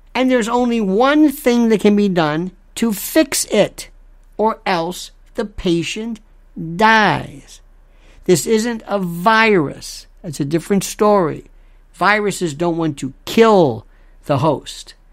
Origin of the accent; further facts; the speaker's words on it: United States; I'm an American